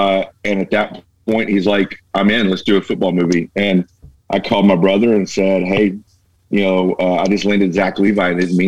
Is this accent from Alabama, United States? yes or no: yes; Birmingham, Alabama, United States; we're guys from Birmingham, Alabama